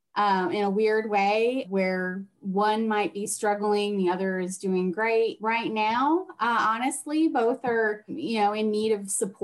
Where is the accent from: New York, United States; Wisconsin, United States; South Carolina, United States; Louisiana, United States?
Wisconsin, United States; now in San Antonio, United States; I am originally from Wisconsin